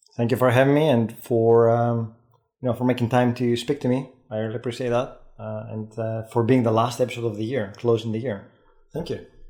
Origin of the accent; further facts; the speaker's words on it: Greece; accent: Greek Scottish; first language Greek; English is a second language; moved away as an adult; also born or lived in Scotland; now in United Kingdom; having lived in, in the uk for 20 years you pick these things up but again it's hard to sound native and i have my greek scottish accent